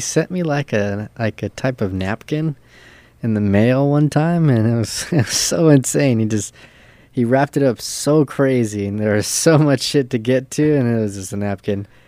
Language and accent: English; San Pedro, California, United States; also born or lived in Torrance, California; I was uh born in Torrance, which is like ten minutes away from Pedro, but I was raised in Pedro